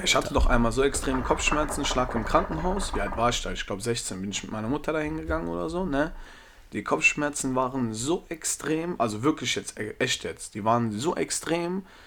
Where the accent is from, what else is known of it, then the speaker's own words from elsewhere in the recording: Germany; Ich bin Deutscher, ich bin hier in Deutschland geboren